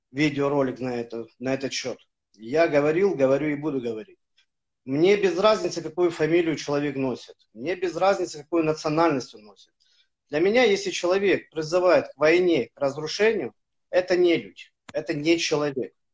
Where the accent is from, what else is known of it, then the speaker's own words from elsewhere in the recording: Ukraine; Я армянин, который родился в Украине и вырос.